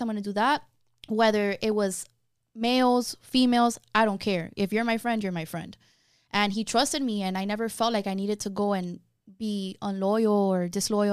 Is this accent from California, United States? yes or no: no; Miami, Florida, United States; I was born and raised in Miami